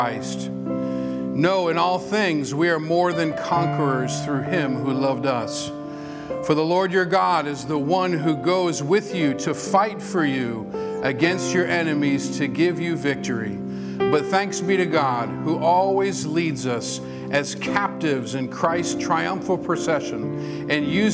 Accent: Whitman, Massachusetts, United States; moved away; I'm from Whitman, Massachusetts

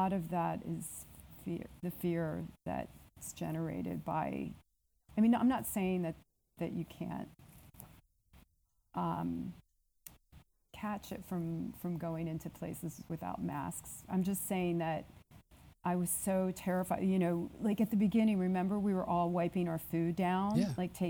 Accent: Lancaster, Pennsylvania, United States; now in New York, United States; when I was growing up in Lancaster, you know, my parents immigrated from Greece to Lancaster, Pennsylvania.

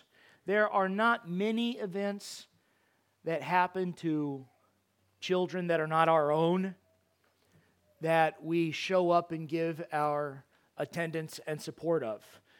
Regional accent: New Paris, United States; We are from New Paris or the surrounding area. This is not a place of great prominence.

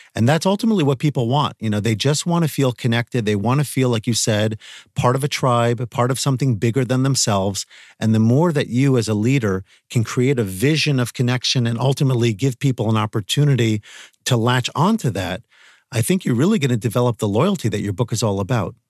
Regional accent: Northeast of the United States, United States; I'm coming from the Northeast of the United States

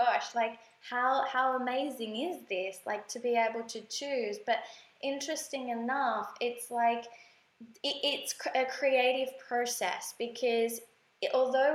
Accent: Australia; moved away as an adult; now in Bali, Indonesia; we are from Australia

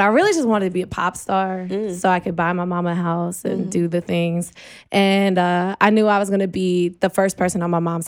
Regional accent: New York, United States; also born or lived in Long Island / Queens / Albany / Rochester; I lived all over the state of New York. So I was born in Long Island.

